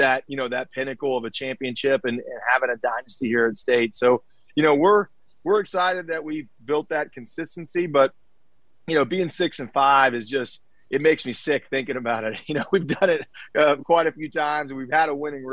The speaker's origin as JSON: {"language": "English", "town": "Charleston", "region": "West Virginia", "country": "United States", "tie": "born or raised there", "said": "I'm from Charleston. I grew up here"}